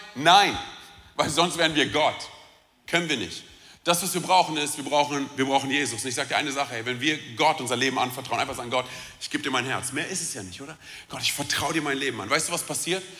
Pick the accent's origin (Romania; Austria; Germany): Romania; ich bin Rumäne